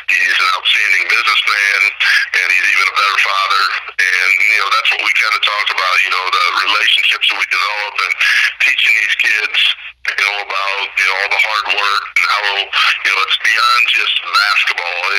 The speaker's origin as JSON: {"language": "English", "region": "Ohio", "country": "United States", "tie": "born or raised there", "said": "I grew up in Ohio"}